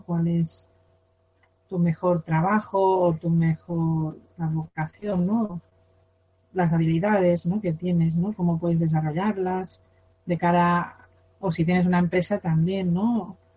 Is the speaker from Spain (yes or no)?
yes; Spain; Yo por ser española tengo karma de España